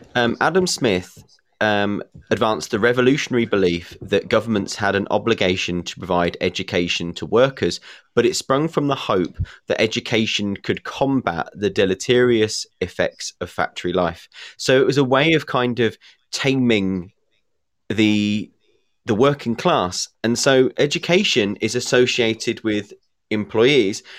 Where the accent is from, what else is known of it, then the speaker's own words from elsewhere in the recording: England, United Kingdom; being English